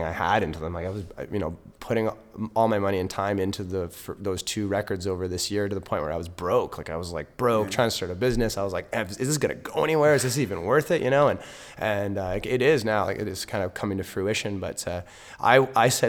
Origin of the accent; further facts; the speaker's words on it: Vancouver, British Columbia, Canada; I was born in Vancouver.